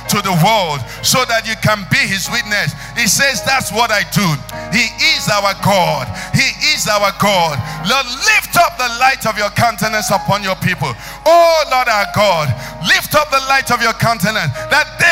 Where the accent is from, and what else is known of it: Nigeria